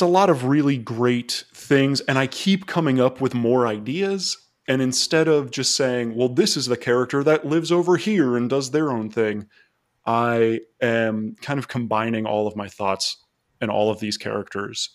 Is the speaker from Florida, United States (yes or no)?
yes; Florida, United States; I was from Florida